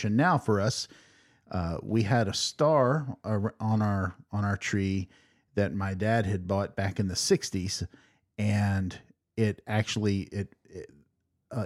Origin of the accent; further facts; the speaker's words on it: Waverly, Ohio, United States; it's in Waverly, Southern Ohio.